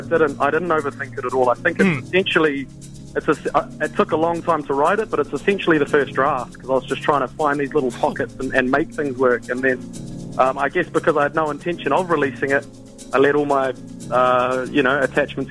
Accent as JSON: {"language": "English", "region": "Auckland", "country": "New Zealand", "said": "I'm a rapper from West Auckland"}